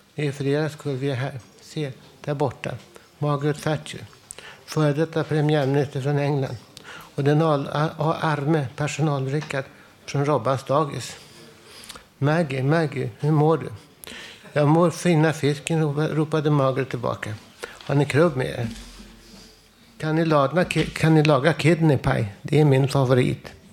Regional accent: Stockholm, Stockholm County, Sweden; hemma i Stockholm

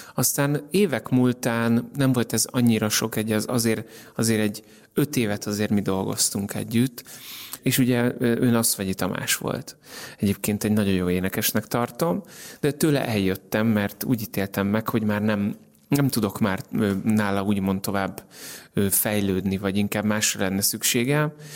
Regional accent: Hungary; now in Budapest, Hungary; magyar vagyok

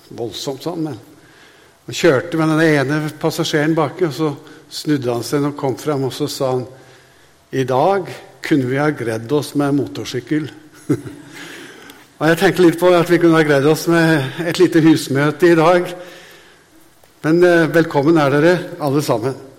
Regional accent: Hadeland, Innlandet, Norway; jeg er fra Hadeland

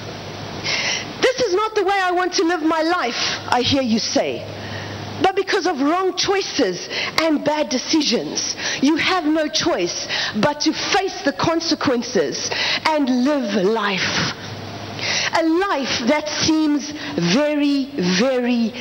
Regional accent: South Africa; I am from South Africa

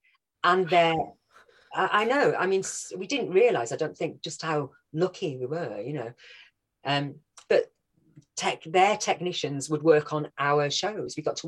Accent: Wales, United Kingdom; now in London, United Kingdom; when I first moved from Wales down to London, especially before I'd had, you know, a lot of my accent, I'm still there, but before I'd had a lot of it knocked out of me by drama school, then everyone thought I was a Scouse. So yeah, that's where I grew up, North Wales.

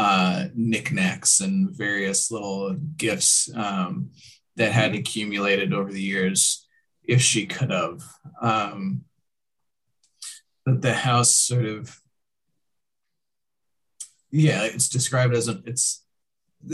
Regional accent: Iowa, United States; I didn't grow up in Des Moines, but I grew up in Iowa

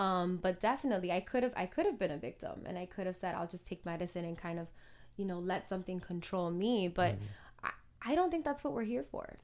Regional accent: Miami, Florida, United States; moved away as an adult; also born or lived in Los Angeles; growing up in Miami, English is very much a, a second language

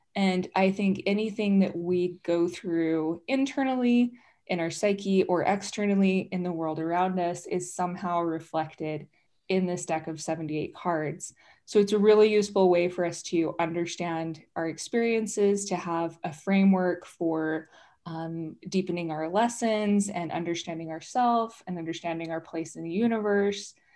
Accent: Utah, United States; I grew up here in Utah, but I grew up non-Mormon.

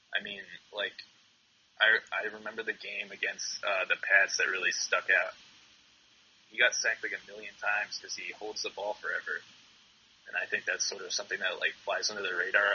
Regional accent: Massachusetts, United States; growing up in Massachusetts

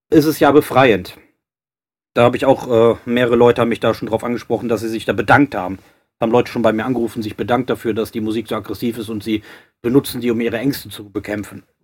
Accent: Cologne, North Rhine-Westphalia, Germany; klar, ich komme aus Köln, paar, äh, schwule Kumpels

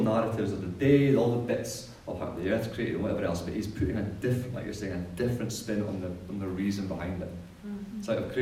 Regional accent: Scotland, United Kingdom; now in New Zealand; when I was growing up in Scotland

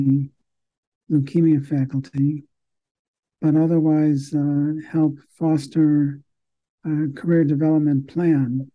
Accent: Chicago, Illinois, United States; I am a Chicagoan. I went to medical school here in Chicago

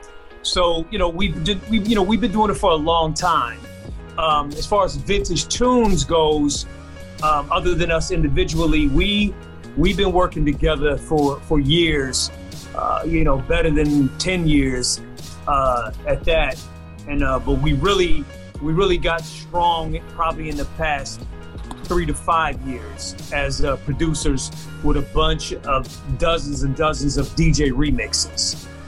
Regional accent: Omaha, Nebraska, United States; also born or lived in New York / District of Columbia, United States / Atlanta; And I'm originally from Omaha, Nebraska via New York, via DC, via Atlanta, back to Omaha, Nebraska. So I'm a Midwest guy.

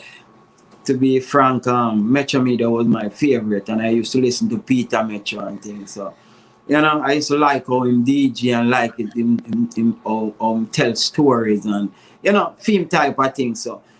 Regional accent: Spanish Town, Saint Catherine, Jamaica; also born or lived in Grandspan Avenue; I grew up, I originally from Grandspan Avenue, and then, you know, I moved to Spanish Town. I spent, you know, most of my life in Spanish Town.

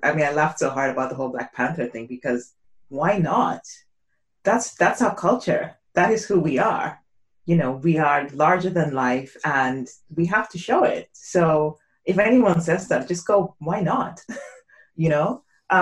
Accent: Nigeria; I grew up probably in Nigeria

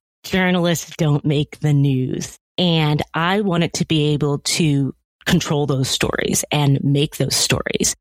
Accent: California, United States; as a Black family growing up in California

